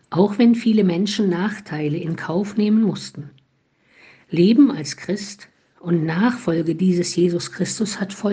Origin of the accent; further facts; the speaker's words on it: Heiligenstadt, Thuringia, Germany; now in Olpe, Germany; die ich in Heiligenstadt im thüringischen Eichsfeld geboren und in der Nähe aufgewachsen bin